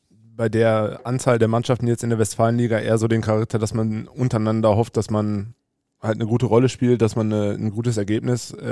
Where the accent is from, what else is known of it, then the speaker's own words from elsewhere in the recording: Huckarde, North Rhine-Westphalia, Germany; Ich bin ja in Huckade aufgewachsen.